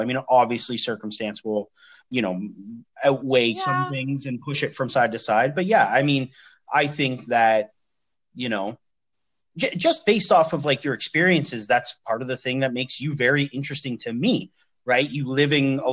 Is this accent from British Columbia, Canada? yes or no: no; London, Ontario, Canada; moved away as an adult; also born or lived in Montreal; now in Ottawa, Canada; I live, I'm from London, Ontario